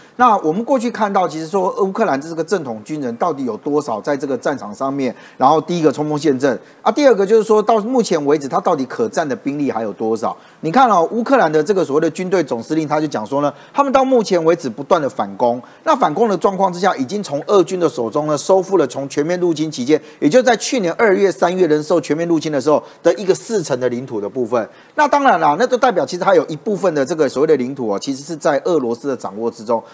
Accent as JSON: {"language": "Chinese", "country": "Taiwan", "said": "像我们台湾这边也有民众哦"}